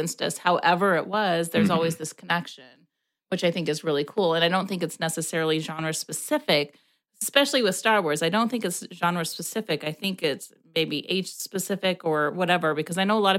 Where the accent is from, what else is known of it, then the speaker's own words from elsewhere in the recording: the South, United States; I was born in the South